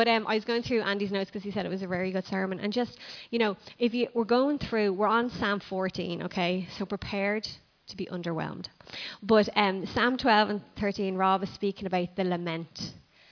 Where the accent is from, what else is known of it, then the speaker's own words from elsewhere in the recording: Ireland; Even as Irish people, we go, hi, how are you?